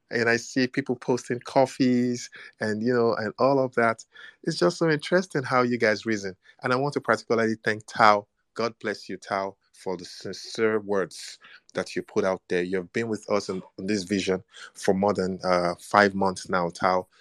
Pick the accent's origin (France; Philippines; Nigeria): Nigeria; I am black and I'm Nigerian